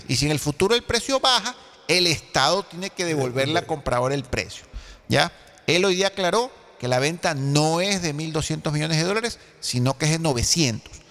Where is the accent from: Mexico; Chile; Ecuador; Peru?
Ecuador; yo sí me preocupo como ecuatoriano